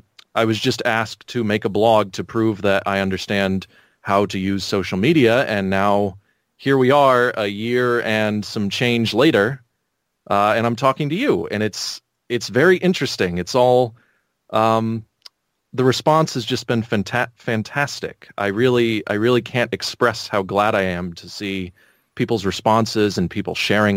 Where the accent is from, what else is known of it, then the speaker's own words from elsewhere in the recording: California, United States; So I originally grew up in on basically Edwards Air Force Base. Went to high school there.